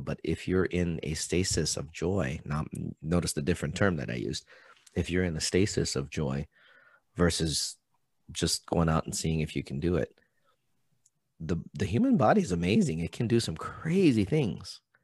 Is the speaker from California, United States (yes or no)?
no; Hawaii, United States; moved away; I'm from Hawaii.